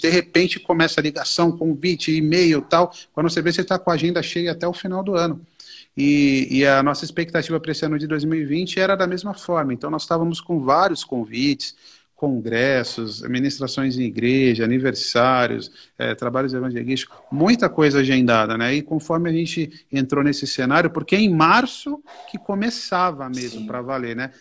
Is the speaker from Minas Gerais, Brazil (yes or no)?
no; São Paulo, Brazil; eu sou da Zona Norte, moro na região de Santana